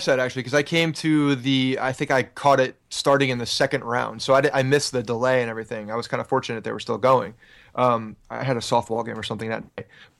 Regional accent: Ridgewood, New Jersey, United States; I grew up in Ridgewood, New Jersey in Bergen County.

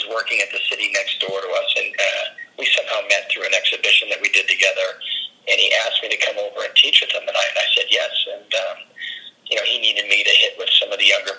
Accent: Southern California, United States; also born or lived in Chicago, Illinois; I grew up in Chicago until I was about 7 years old, and then moved to Southern California

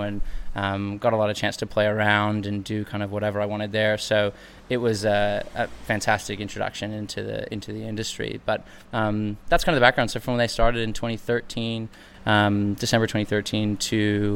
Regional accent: United States; moved away as an adult; now in Sydney, Australia; I'm American, but I studied my undergraduate here in Australia

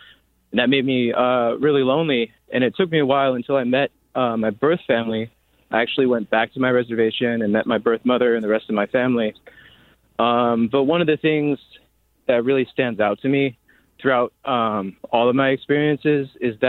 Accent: Alameda, California, United States; So I was adopted at birth, born and raised in Alameda, California.

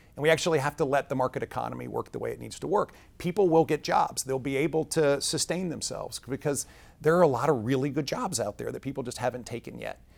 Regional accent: Hampton Roads, Virginia, United States; also born or lived in Richmond, Virginia; I grew up in Hampton Roads, Virginia for high school, and I've got a really strong base there

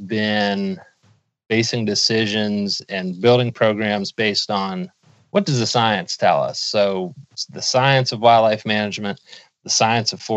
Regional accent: Pennsylvania, United States; my home state of Pennsylvania. So I grew up here and have always hunted

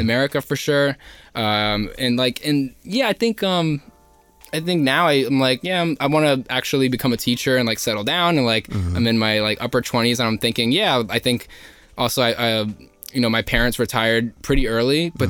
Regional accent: Elizabeth, New Jersey, United States; I grew up in Elizabeth

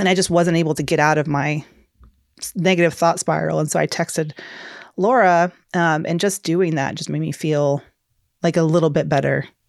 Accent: Georgia, United States; moved away; I'm a Southern girl. I'm from Georgia originally

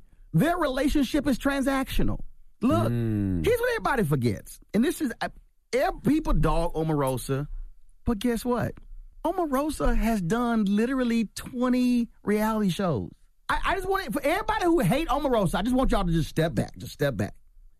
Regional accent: Houston, Texas, United States; And I knew he was from Houston. I'm from Houston as well.

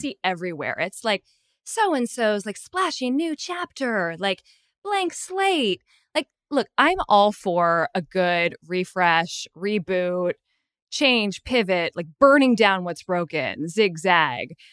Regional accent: San Francisco, California, United States; now in South Pasadena, United States; I am currently in South Pasadena, but I'm originally from San Francisco

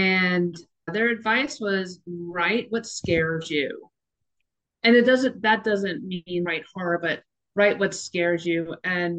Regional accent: New York, United States; because I grew up on Long Island and went to Fire Island a lot with my brothers

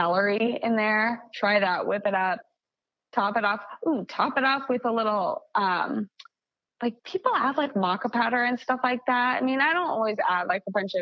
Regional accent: Kansas, United States; moved away; I'm from Kansas originally

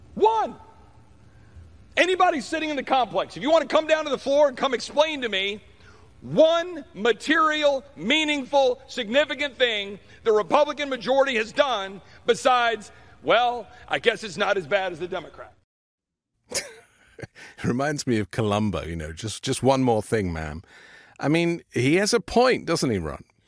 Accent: United Kingdom; now in United States; I'm a British

